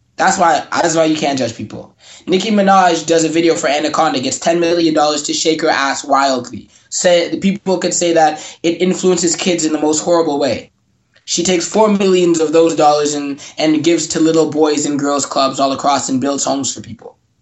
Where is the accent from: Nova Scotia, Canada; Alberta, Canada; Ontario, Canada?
Ontario, Canada; Mississauga; I grew up in Mississauga.